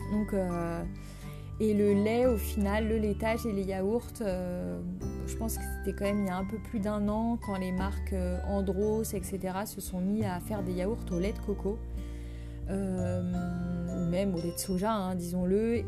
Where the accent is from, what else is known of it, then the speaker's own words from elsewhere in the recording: Brittany, France; je suis bretonne d'origine